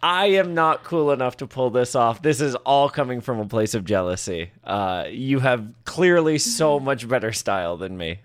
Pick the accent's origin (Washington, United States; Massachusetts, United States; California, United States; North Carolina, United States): Massachusetts, United States; Boston; moved away; growing up in Boston